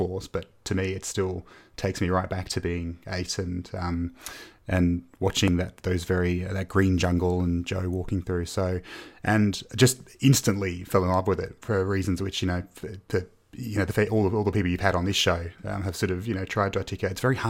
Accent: Australia; born there; also born or lived in United Kingdom; I was born here in Australia, but my family moved to the UK for a few years in the early 90s.

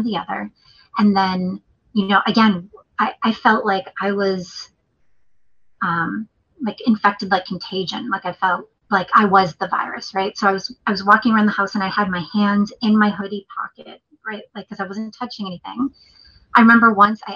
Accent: New England, United States; moved away; I'm from New England too.

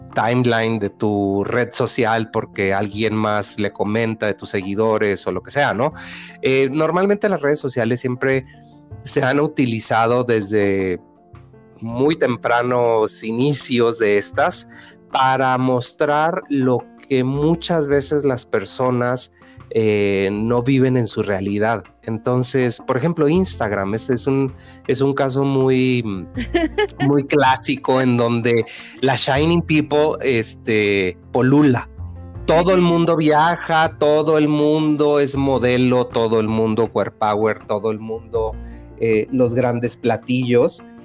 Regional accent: Sonora, Mexico; now in Mexico City, Mexico; en Sonora, de donde yo soy

